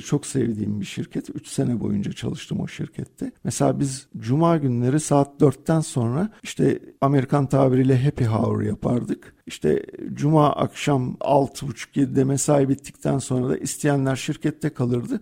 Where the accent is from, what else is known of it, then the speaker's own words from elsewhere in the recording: Turkey; Türk insanı karakterimiz